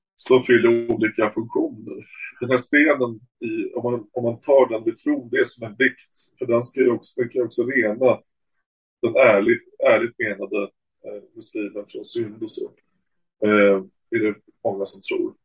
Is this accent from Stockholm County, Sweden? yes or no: yes; Stockholm, Stockholm County, Sweden; jag säger Hoppholm som stockholmare